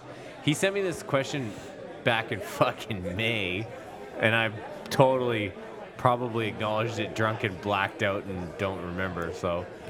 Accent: Canada; as a Canadian

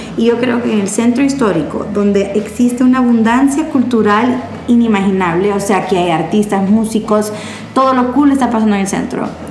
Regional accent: Honduras; yo digo nosotros como hondureños

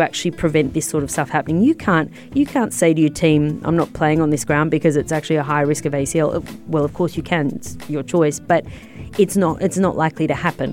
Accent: Australia; I'm Australian.

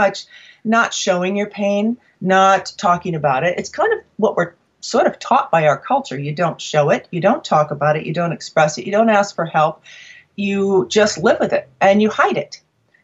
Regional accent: New England, United States; I'm from New England

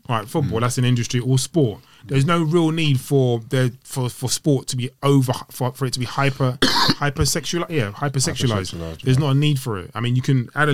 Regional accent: United Kingdom; British people and our personalities

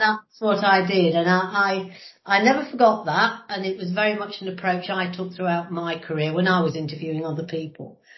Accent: Lincolnshire, near Grimsby, East Midlands, United Kingdom; also born or lived in Brighton; I was born uh, in Grimsby, but actually spent most of um, the time I was growing up about living in Lincolnshire in the middle of nowhere, about 15 miles outside of, of Grimsby.

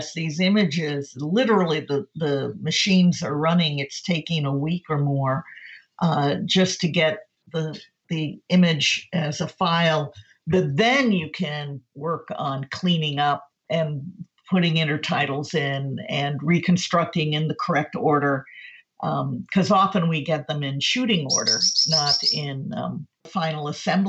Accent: Wisconsin, United States; I'm from Wisconsin

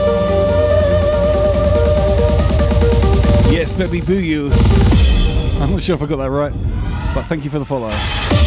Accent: Southampton, South East England, United Kingdom; my hometown, Southampton.

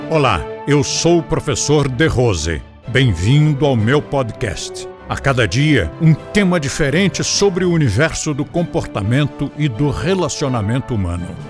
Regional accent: Rio de Janeiro, Brazil; now in São Paulo, Brazil; contra o Rio de Janeiro, onde eu nasci

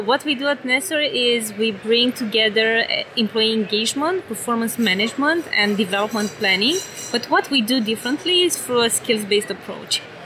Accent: Romania; accent: European; now in San Francisco, United States; originally, I'm from Romania

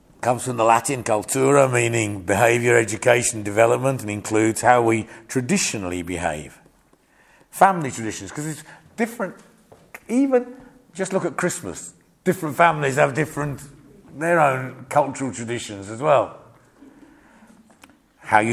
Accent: England, United Kingdom; I'm British

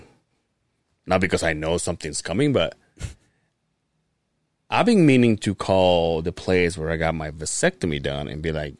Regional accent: Mexico; moved away; Mexico, to my hometown

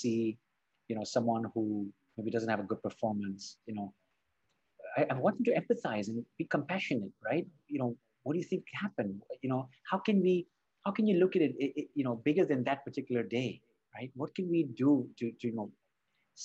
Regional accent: Spain; also born or lived in Barcelona; I was born and raised in, you know, I was born in Spain, and I live in Barcelona.

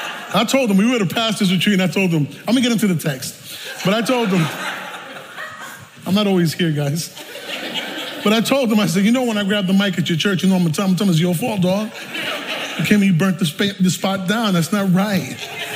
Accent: New York City, New York, United States; I'm from the South Bronx, if you can't tell yet.

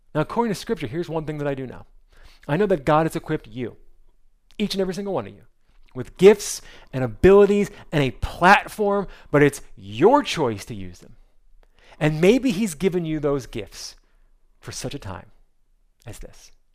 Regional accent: New Jersey, United States; moved away; also born or lived in North Carolina; I'm from New Jersey

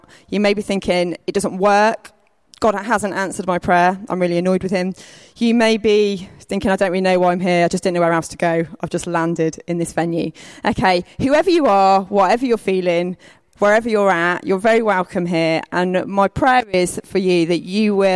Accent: Lowestoft, East of England, United Kingdom; I'm from Lowestoft, which is on the East Coast, not too far away

